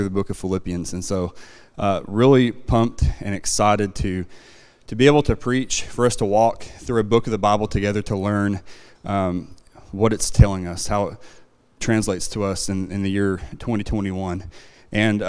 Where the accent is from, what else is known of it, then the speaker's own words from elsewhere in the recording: Van Buren, Arkansas, United States; also born or lived in Red Oak, Oklahoma; now in Oklahoma, United States; I grew up in Arkansas, not very far away, just in Van Buren.